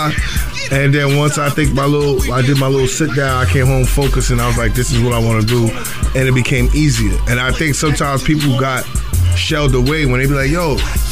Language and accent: English; New York City, New York, United States; also born or lived in Queens; I was from Brooklyn